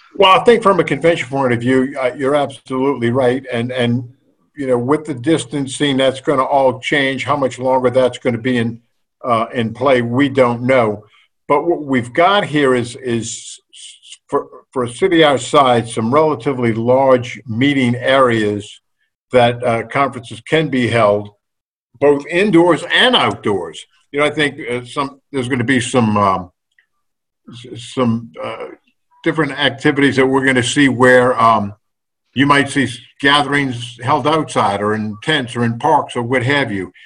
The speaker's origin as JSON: {"language": "English", "town": "New Orleans", "region": "Louisiana", "country": "United States", "said": "I'm not from Baton Rouge. I'm from that suburb of Baton Rouge called New Orleans"}